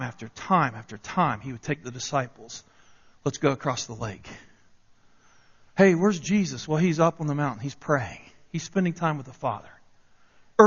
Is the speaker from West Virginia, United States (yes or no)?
yes; Parkersburg, West Virginia, United States; moved away; I remember growing up in West Virginia. I was born in 67. And during the early part of the 70s, there in Parkersburg, West Virginia